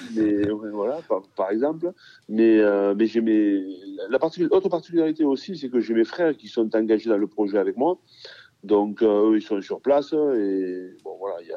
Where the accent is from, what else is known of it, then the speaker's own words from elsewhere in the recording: Pépieux, Occitania, France; j'ai passé mon enfance à Pépieux, qui est un petit village dont à côté de la Livinière